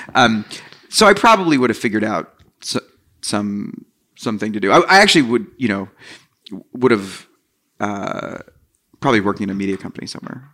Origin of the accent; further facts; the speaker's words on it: New Jersey, United States; I grew up in New Jersey